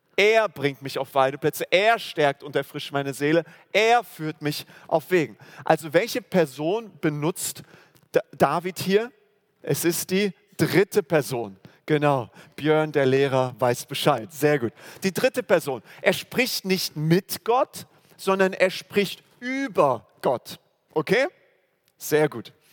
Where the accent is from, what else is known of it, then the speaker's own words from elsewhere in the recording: Germany; wir als Deutsche, also äh, wo wir herkommen